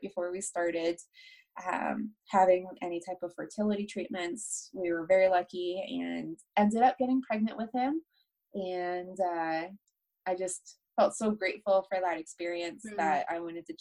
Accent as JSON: {"language": "English", "region": "Delaware", "country": "United States", "tie": "born or raised there", "also_born_or_lived": "Baltimore, Maryland / Chestertown, Maryland", "moved": "as an adult", "lives_now": "Greeley, United States", "said": "I'm from Delaware"}